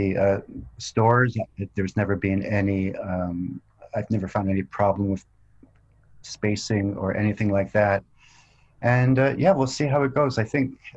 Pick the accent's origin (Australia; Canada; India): Canada; Vancouver, British Columbia; also born or lived in Scotland; now in Toronto, Canada; I was born in Scotland, then we moved to Canada when I was young, and I grew up mostly in Vancouver